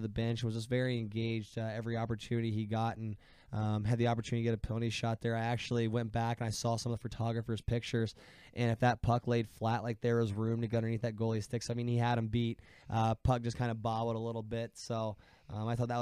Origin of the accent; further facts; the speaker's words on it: Ohio, United States; I watch a lot of Columbus Blue Jackets hockey because I'm from Ohio